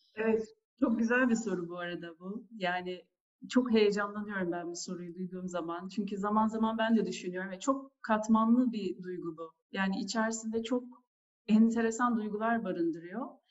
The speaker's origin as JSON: {"language": "Turkish", "region": "Antalya", "country": "Turkey", "tie": "born or raised there", "also_born_or_lived": "Istanbul", "moved": "as an adult", "said": "1980 Antalya doğumluyum ben de. Liseyi bitirene kadar Antalya'daydım."}